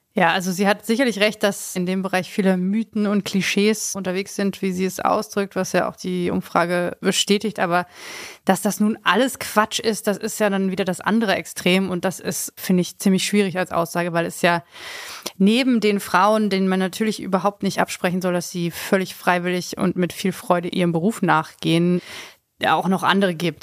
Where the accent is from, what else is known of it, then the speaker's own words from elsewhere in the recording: Hanover, Lower Saxony, Germany; now in Berlin, Germany; als Hannoveraner